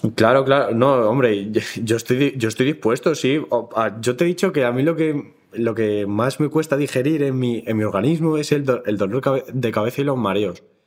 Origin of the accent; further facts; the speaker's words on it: Madrid, Community of Madrid, Spain; soy también de aquí, de Madrid